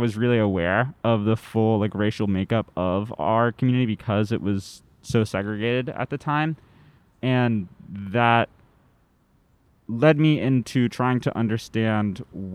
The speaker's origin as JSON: {"language": "English", "region": "Western North Carolina", "country": "United States", "tie": "born or raised there", "said": "I'm from Western North Carolina, sort of like near the border of Tennessee, which is not a super racially diverse place, especially in like the specific area of the county that I grew up"}